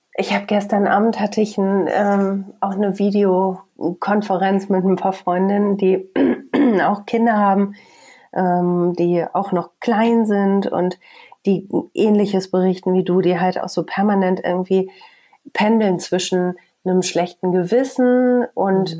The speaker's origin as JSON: {"language": "German", "town": "Bielefeld", "region": "North Rhine-Westphalia", "country": "Germany"}